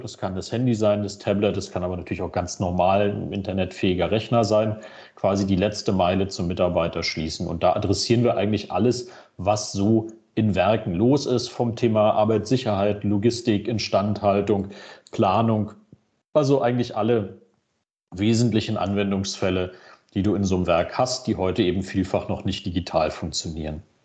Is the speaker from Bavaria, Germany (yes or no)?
no; Berlin, Germany; ich als gebürtiger Berliner